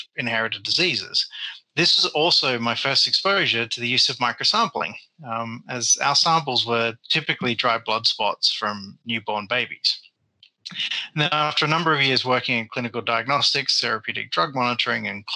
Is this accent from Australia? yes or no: yes; Perth, Western Australia, Australia; moved away as an adult; also born or lived in Germany; now in United Kingdom; my hometown of Perth in Western Australia